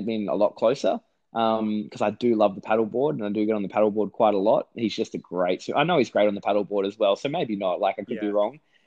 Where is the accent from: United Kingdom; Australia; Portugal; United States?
Australia; the Aussie